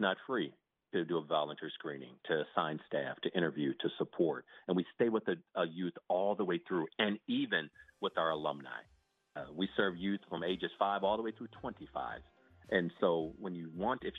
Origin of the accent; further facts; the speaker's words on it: Toledo, Ohio, United States; also born or lived in Lincoln, Nebraska; now in South Florida, United States; I was born in Lincoln, Nebraska, grew up in Toledo, Ohio.